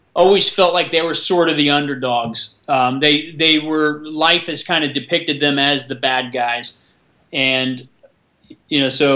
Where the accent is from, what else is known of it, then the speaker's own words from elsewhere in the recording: Orlando, Florida, United States; now in Toluca Lake, United States; premiere that in Orlando, which is my hometown